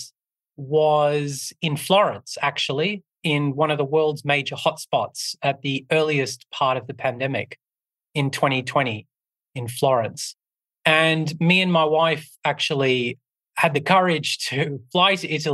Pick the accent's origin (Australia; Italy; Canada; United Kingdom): Australia; I grew up with them in Australia